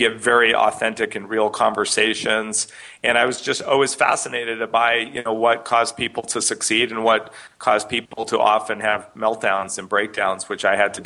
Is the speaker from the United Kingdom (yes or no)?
no; Canada; I grew up in Canada, and my parents were in the alternative